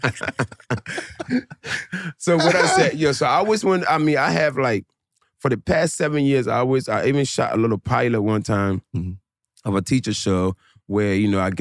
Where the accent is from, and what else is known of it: Philadelphia, Pennsylvania, United States; born or raised there; also born or lived in New Jersey